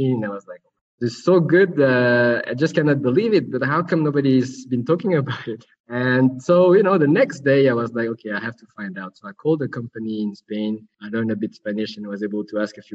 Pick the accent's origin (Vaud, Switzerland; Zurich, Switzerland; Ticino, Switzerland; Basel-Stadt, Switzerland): Vaud, Switzerland; Nyon; also born or lived in Kuala Lumpur, Malaysia; I grew up in Switzerland, near Geneva, in a small town called Nyon